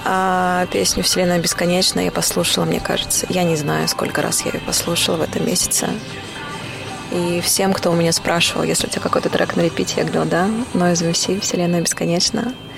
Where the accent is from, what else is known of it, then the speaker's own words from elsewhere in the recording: Almaty, Kazakhstan; moved away as an adult; also born or lived in Berlin, Germany; now in Saint Petersburg, Russia; я родилась в Алмате, в Казахстане